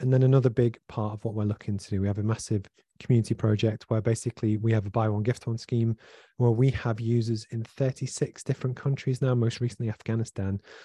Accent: Liverpool, North West England, United Kingdom; I grew up in Liverpool from a single parent family

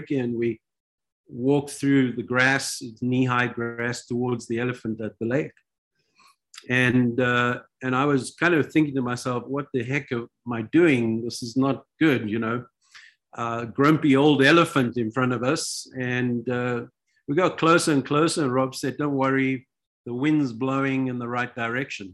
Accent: South Africa; also born or lived in Israel; I'm from South Africa

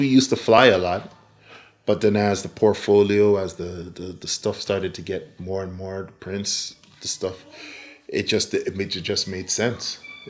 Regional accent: Newmarket, Ontario, Canada; moved away as an adult; we came from Newmarket, Ontario. We kind of changed the whole dynamics of our life, came down here, and we've established ourselves.

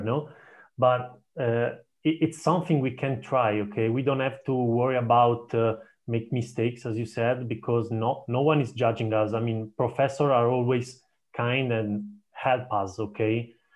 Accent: Italy; also born or lived in Durham, United Kingdom; I come from Italy

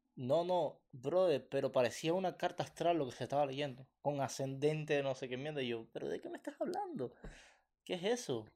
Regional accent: Cuba; now in Canada; Somos cubanos

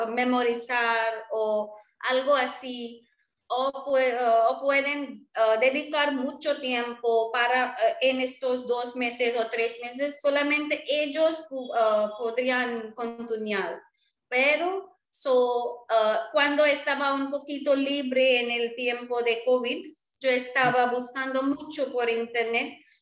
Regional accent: India; first language Marwari; Spanish is a second language; now in Chennai, India; soy de India y vivo en Chennai. Y yo hablo um, español, inglés, hindi, hindi, marwari. Marwari es mi lengua maternal.

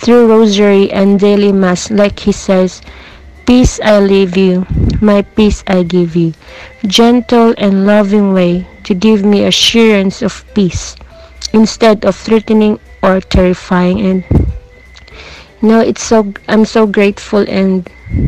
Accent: Philippines; from Philippines

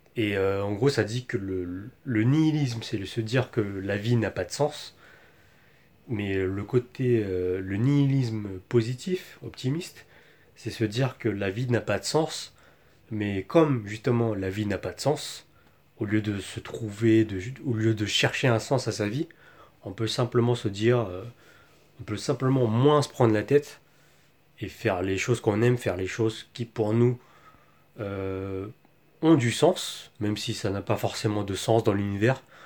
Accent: France; moved away as an adult; also born or lived in Taiwan; nous, en tant que Français, on a beaucoup de chance avec notre passeport français

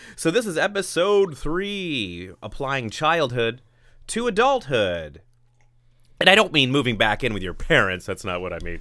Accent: Hoopeston, Illinois, United States; my favorite part of my childhood was just my hometown of Hoopston, Illinois

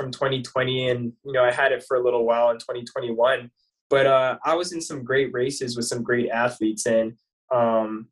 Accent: Canada; moved away as an adult; also born or lived in Syracuse, New York / Boston; being a Canadian

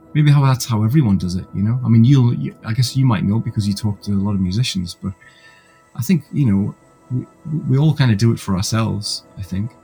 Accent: Gateshead, North East England, United Kingdom; now in Leeds, United Kingdom; I'm actually originally from a city about 100 miles north um, called Gateshead

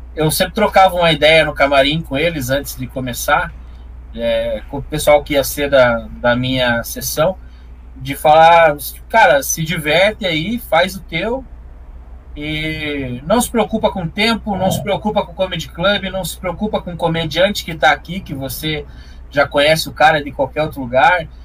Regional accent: Curitiba, Paraná, Brazil; accent: interior do Paraná; Nasci em Curitiba e fui criado nas trevas aqui na região metropolitana

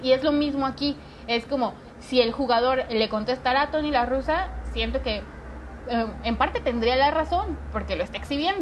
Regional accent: Mexico City, Mexico; moved away; Yo me vine a la Ciudad de México, que soy de la Ciudad de México, pero regresé

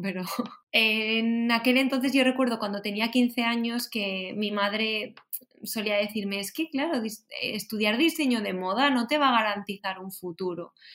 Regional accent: Valencian Community, Spain; yo soy de Valencia, de, de un pueblo

